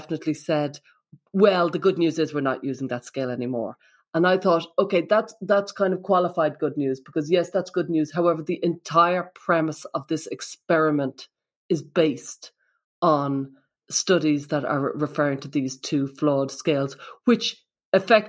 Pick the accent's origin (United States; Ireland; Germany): Ireland; I'm from Ireland